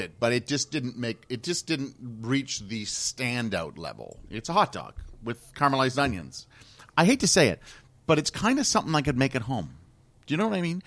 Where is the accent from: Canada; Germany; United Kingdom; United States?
Canada; And I'm from Canada.